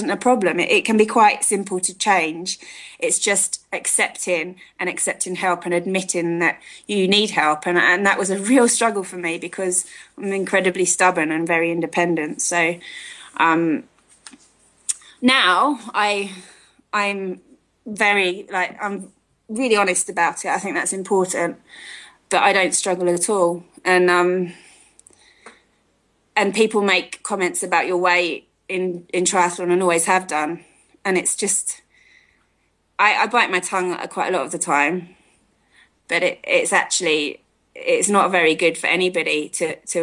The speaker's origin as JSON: {"language": "English", "country": "United Kingdom", "tie": "born or raised there", "moved": "as an adult", "lives_now": "South Africa", "said": "I was born in near London, and I was brought up there, I carry a British flag with me"}